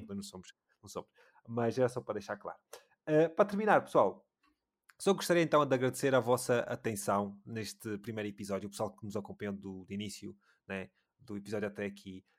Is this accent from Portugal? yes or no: no; Luanda, Luanda Province, Angola; eu sou de Luanda